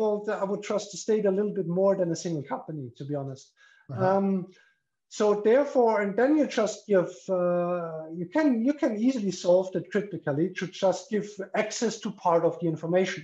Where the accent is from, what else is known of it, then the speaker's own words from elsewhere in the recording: Austria; now in Liechtenstein; I'm from Austria